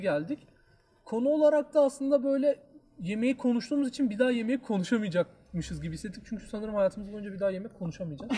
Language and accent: Turkish; Diyarbakır, Diyarbakır Province, Turkey; Şimdi ben Diyarbakırlıyım